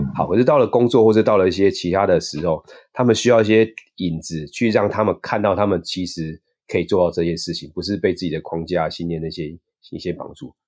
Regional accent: Taiwan; 我们是台湾人在， 在亚， 在国外有时候会被歧视

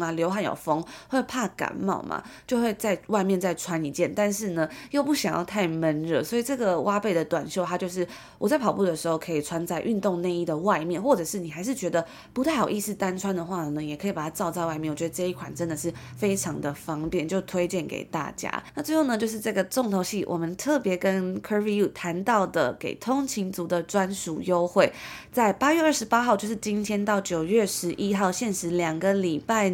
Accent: Taiwan; 从小在台湾长大

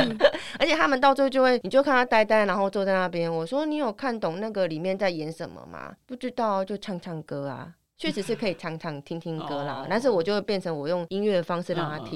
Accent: Taiwan; 反正医疗资源这么丰富，我们就相信我们台湾人的医疗

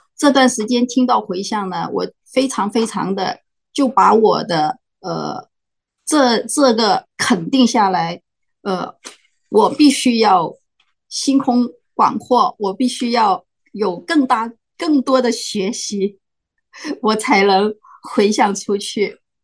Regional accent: Macau; now in United States; 我来自澳门，但现在住在美国

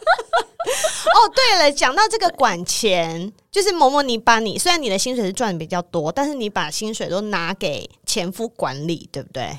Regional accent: Taiwan; 台湾出生的人，超爱吃水果

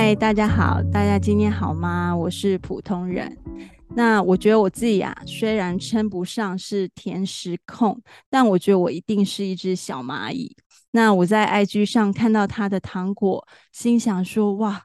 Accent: Taichung, Taiwan; 我自己本身是台中人

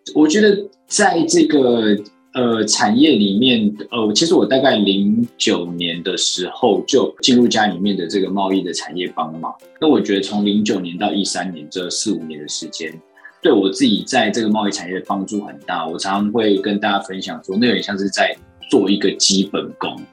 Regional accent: Taiwan; 因为我自己就在台湾生活长大，然后我也没有什么出国读书的经验

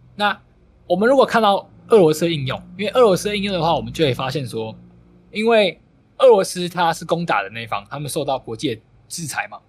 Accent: Taiwan; 尤其可能我们台湾人还好

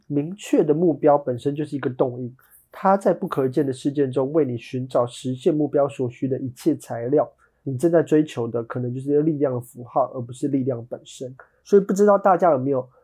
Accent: Taiwan; 我们台湾人 ，呃，在小学的时候

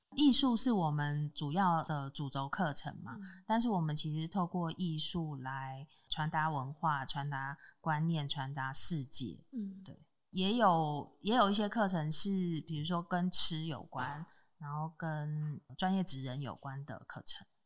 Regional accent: Taipei, Taiwan; also born or lived in Fengbin, Hualien; now in Hualien, Taiwan; 我是台北人

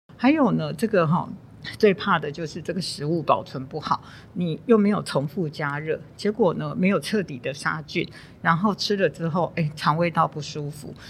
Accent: Taiwan; 我们台湾人

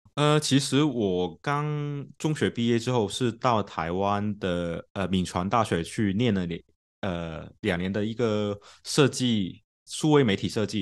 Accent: Macau; moved away as an adult; 我就出生在澳门，然后就在大学以前都在澳门那边，呃，成长

